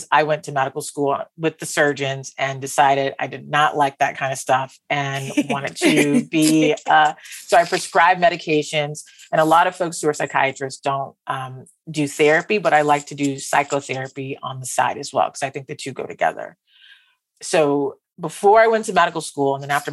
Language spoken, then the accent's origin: English; West Palm Beach, Florida, United States; I'm from West Palm Beach, Florida